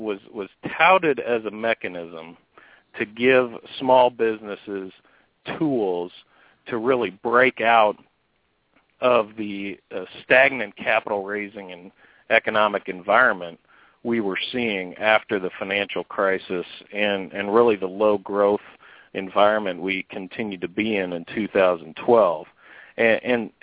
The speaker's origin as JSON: {"language": "English", "town": "San Diego", "region": "California", "country": "United States", "tie": "born or raised there", "moved": "as an adult", "lives_now": "Indiana, United States", "said": "I love my hometown of San Diego, but I'm a Hoosier now."}